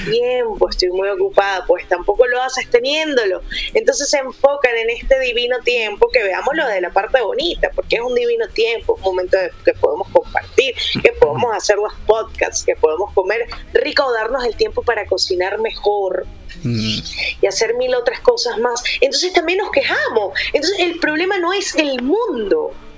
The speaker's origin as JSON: {"language": "Spanish", "country": "Venezuela", "also_born_or_lived": "Santiago, Chile", "moved": "yes", "lives_now": "Medellín, Colombia", "said": "soy venezolana, eh, viví cuatro años en Santiago, amo Chile, me siento chilena"}